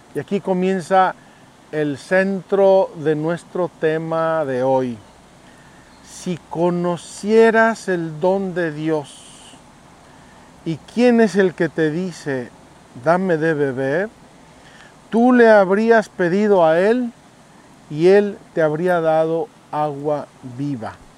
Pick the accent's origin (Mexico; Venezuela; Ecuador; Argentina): Mexico; yo soy mexicano